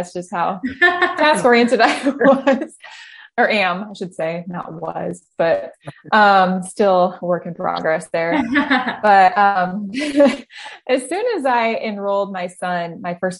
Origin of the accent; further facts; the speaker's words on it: Richland, Michigan, United States; moved away as an adult; also born or lived in Indiana / Phoenix, Arizona; now in Northern Michigan, United States; We're originally from Southwest Michigan in the Kalamazoo area. And grew up in a little town called Richland